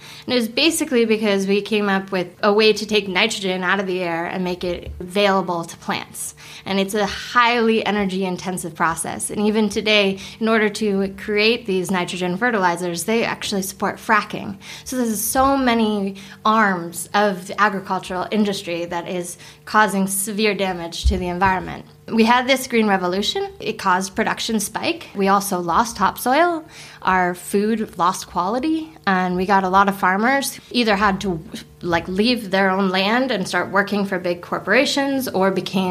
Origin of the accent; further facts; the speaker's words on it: California, United States; moved away as an adult; now in Sweden; I am originally from California